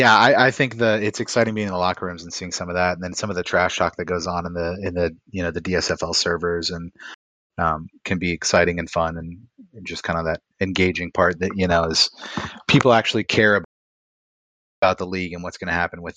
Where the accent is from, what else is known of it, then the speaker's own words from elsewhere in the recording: Arizona, United States; also born or lived in Japan; I grew up in Arizona though, so my parents were season ticket holders for the Cardinals